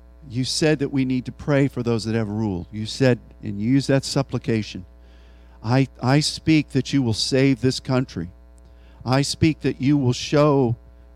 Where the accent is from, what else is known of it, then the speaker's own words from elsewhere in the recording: Pennsylvania, United States; Philadelphia, one of the cities in my home state